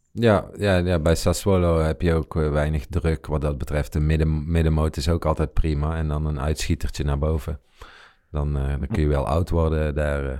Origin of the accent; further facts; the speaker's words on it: Netherlands; wij, zeg maar, als Nederlanders